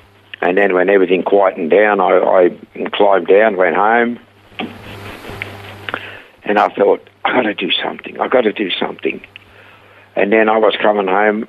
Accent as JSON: {"language": "English", "country": "Switzerland", "tie": "born or raised there", "second_language": "English", "moved": "as an adult", "lives_now": "Australia", "said": "I was born in Switzerland many, many years ago."}